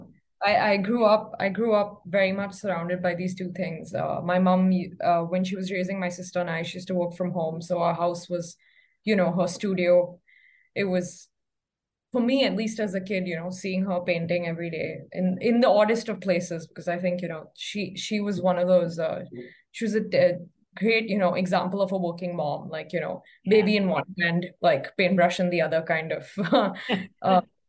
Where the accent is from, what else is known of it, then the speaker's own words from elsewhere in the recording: Mumbai, Maharashtra, India; moved away as an adult; also born or lived in Ithaca, New York, United States; I was born and raised in Mumbai, and I live here right now